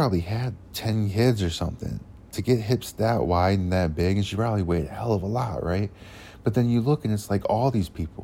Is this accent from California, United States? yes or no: no; Cleveland, Ohio, United States; now in Oklahoma, United States; I'm originally from Ohio in the Cleveland area. You can probably tell by the way I talk